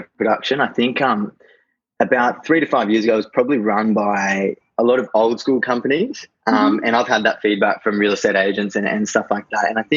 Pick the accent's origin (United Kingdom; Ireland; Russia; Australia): Australia; Gold Coast, Queensland; I'm from the Gold Coast, so surfing down the coast when I get a chance